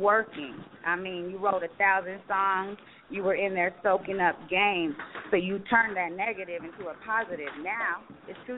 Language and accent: English; Roswell, New Mexico, United States; I come from a small town, Roswell, New Mexico. That's my hometown.